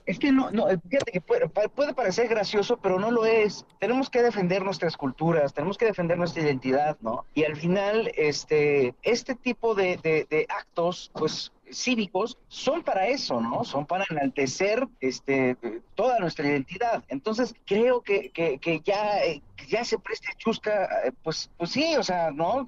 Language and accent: Spanish; Mexico; nos exige como mexicanos